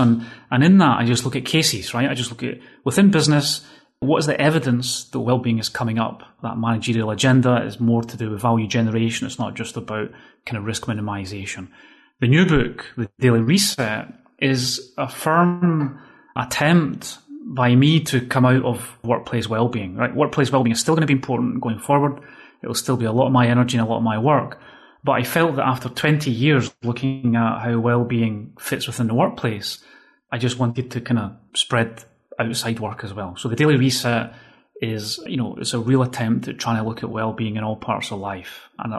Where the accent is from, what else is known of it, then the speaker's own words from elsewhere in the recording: Scotland, United Kingdom; accent: Scottish; now in Spain; that's since 2003, actually, I've been living in Spain. And as you can hear, I've completely lost all my Scottish accent, right?